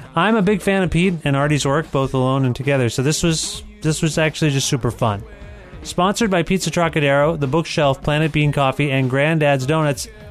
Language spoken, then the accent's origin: English; Canada; I come from Canada